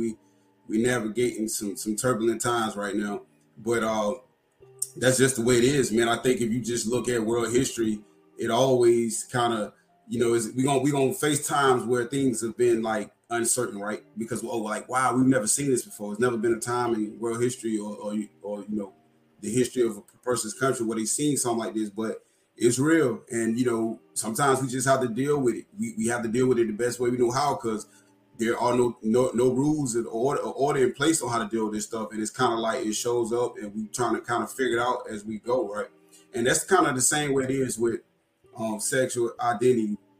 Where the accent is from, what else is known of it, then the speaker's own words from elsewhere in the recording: North Carolina, United States; here in my home state, North Carolina